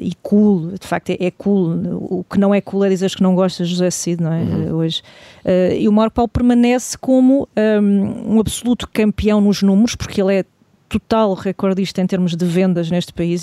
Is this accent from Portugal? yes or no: yes; Portugal; de nós enquanto portugueses